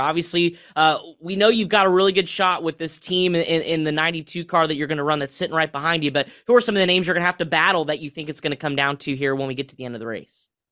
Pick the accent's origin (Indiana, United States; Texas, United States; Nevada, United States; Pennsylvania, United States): Indiana, United States; In my home state of Indiana, Anderson Speedway, I spent a lot of time up there as a kid